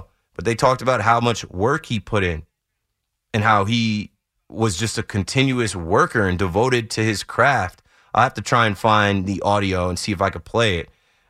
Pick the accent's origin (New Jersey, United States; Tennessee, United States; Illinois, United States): New Jersey, United States; If you get into Ocean County, I'm from Monmouth County, and the cutoff starts somewhere in Ocean County